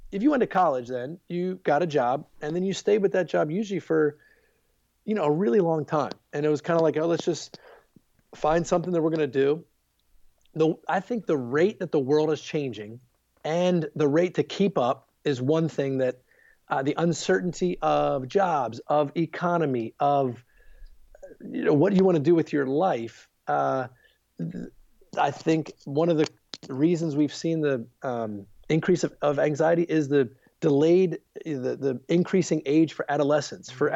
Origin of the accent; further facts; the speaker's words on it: Baltimore, Maryland, United States; moved away as an adult; also born or lived in Charlottesville, Virginia / Virginia Beach, Virginia / Harrisonburg, Virginia; now in outside Washington D.C., United States; I grew up in Baltimore, Maryland